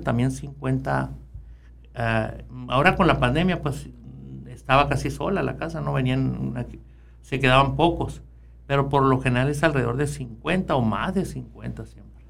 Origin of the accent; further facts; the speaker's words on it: Ures, Sonora, Mexico; Nací en el Saúl de Ures, ahí en una comunidad de Ures, ahí cerquita, 5 kilómetros de la cabecera municipal